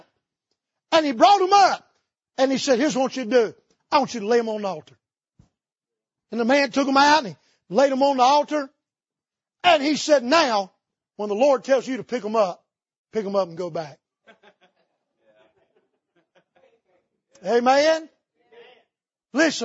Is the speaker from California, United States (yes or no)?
no; North Carolina, United States; I grew up in North Carolina in the tobacco capital of the world in the Bible Belt